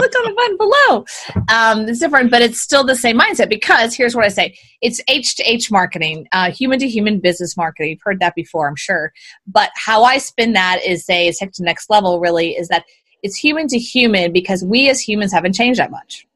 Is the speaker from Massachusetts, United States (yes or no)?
no; Houston, Texas, United States; I was born and raised in Houston, actually. Born and raised a Southern girl